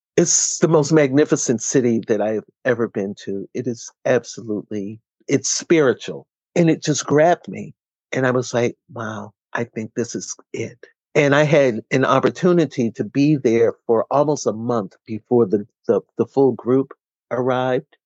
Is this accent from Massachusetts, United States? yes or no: yes; Boston, Massachusetts, United States; moved away as an adult; now in Amherst, United States; Boston being my hometown